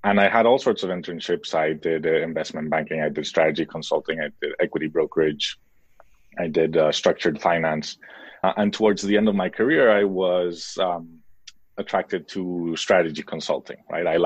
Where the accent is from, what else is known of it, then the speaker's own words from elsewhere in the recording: Mexico; born there; moved away; also born or lived in United States / Spain / Switzerland; I was born in Mexico, then lived in the US, most of my schooling in Europe between Spain and Switzerland and then I did my studies in Spain